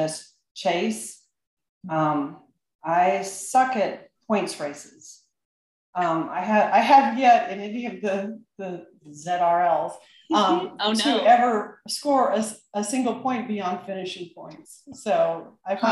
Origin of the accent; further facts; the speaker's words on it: United States; I'm American.